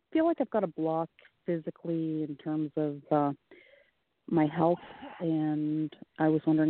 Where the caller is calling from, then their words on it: Canada; I'm calling from Canada.